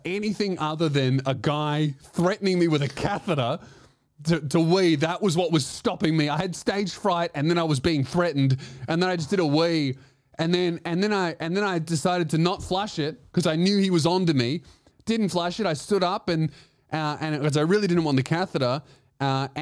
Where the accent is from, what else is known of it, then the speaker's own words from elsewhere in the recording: Australia; we're Australian